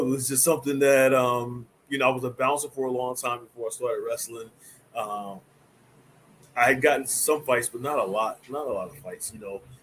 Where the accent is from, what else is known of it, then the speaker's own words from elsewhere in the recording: New Jersey, United States; also born or lived in North Carolina; I grew up in New Jersey with my grandmother